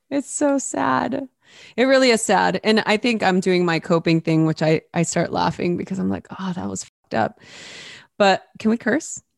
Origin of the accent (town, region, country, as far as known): Los Angeles, California, United States; born or raised there